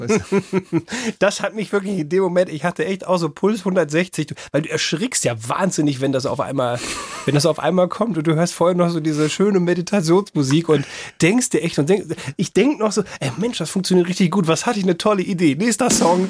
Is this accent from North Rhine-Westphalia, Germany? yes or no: no; Bavaria, Germany; bei uns in Bayern